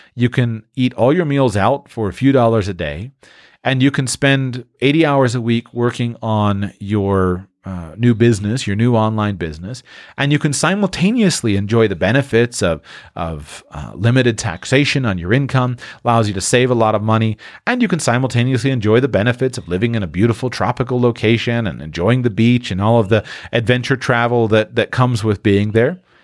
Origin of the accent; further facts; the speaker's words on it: Florida, United States; moved away; I grew up in the Sunshine State